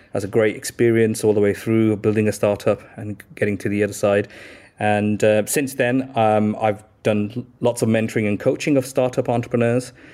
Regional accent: Birmingham, West Midlands, United Kingdom; moved away as an adult; now in London, United Kingdom; I grew up in, uh, Birmingham in the inner city

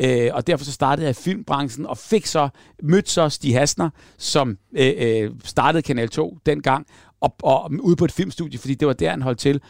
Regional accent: Hellerup, Capital Region of Denmark, Denmark; vi boede lige ned til Hellerup

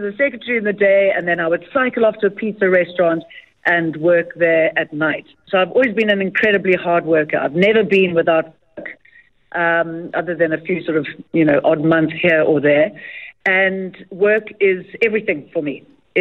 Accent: South Africa; moved away as an adult; also born or lived in Doha, Qatar; we grew up on the Bol River. So it's lovely going back to where our family is from as well

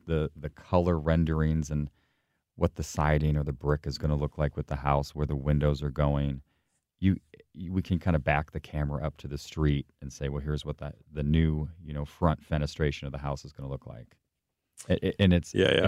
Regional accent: St. Charles, Missouri, United States; from St. Louis, from St. Charles area, actually

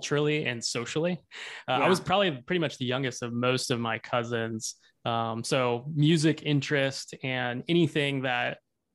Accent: Hot Springs, Arkansas, United States; moved away as an adult; now in Seattle, United States; I grew up in Arkansas. I grew up in Hot Springs.

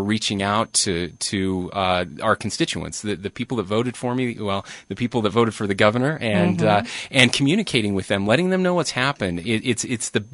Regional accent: Fairview, United States; I was born and raised in Fairview, sixth generation in Fairview

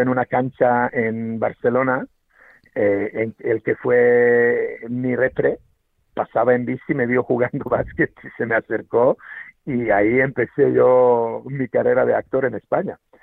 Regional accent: Serbia; Spanish is a second language; now in Spain; yo nací en Serbia, eh, y claro, eh, crecí, nací en los 70, 77, y crecí en los 80

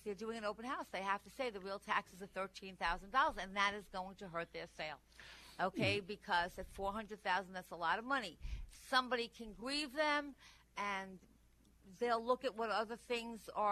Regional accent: Nassau County, New York, United States; moved away; I'm from Nassau originally

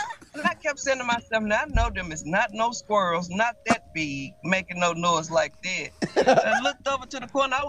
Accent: Caswell County, North Carolina, United States; I'm from Caswell County

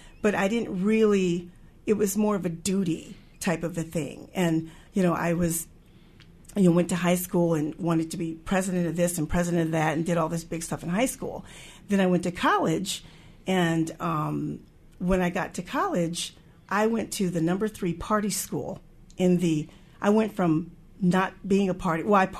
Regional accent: Wisconsin, United States; also born or lived in California / Illinois / Texas / Montana; But I'm like, I was born in California, raised in Wisconsin, lived a couple years in between Illinois, Texas, Montana, a year or two there, mostly Wisconsin and Missouri, finished out college

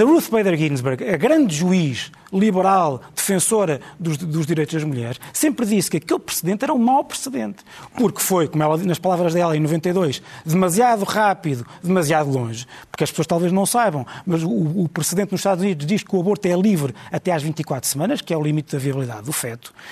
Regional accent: Portugal

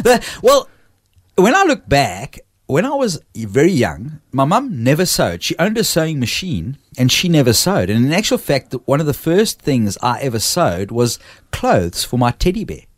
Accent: Port Elizabeth, Eastern Cape, South Africa; now in Australia; I was born in a town called Port Elizabeth

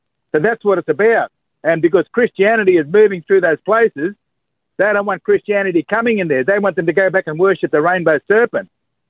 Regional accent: Darwin, Northern Territory, Australia; I'm a Larrakia man from Darwin.

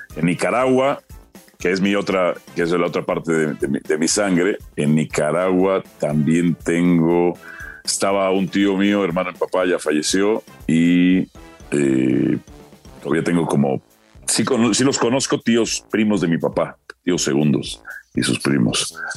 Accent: Mexico; also born or lived in Guatemala; México. Eh, yo nací en Guatemala por accidente, nada más

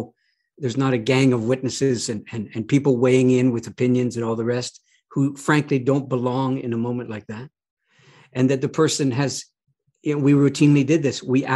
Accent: Canada; I'm a Canadian

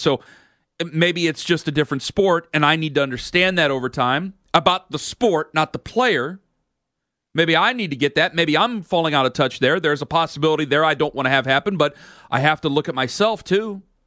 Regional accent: Northeast Ohio, United States; I'm from Northeast Ohio.

